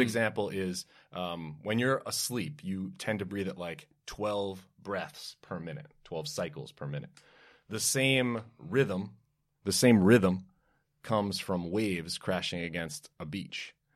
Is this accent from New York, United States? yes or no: yes; New York City, New York, United States; I grew up in Brooklyn, New York, and love country music